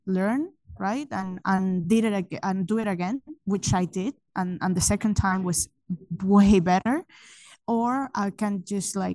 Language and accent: English; Venezuela; moved away; I have an accent because I'm from Venezuela. I grew up there, so I'm Hispanic